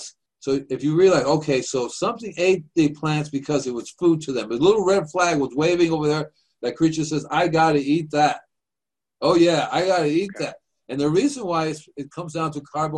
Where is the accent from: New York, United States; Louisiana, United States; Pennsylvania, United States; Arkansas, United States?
New York, United States; New York City; moved away; I'm from New York myself. I'm a Manhattan boy.